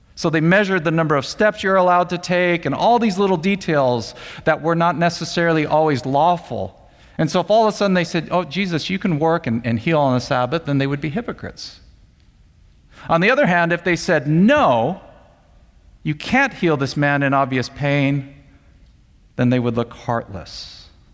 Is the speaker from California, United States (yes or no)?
yes; Monterey Park, California, United States; I grew up more specifically in Monterey Park and uh, attended Alhambra High School.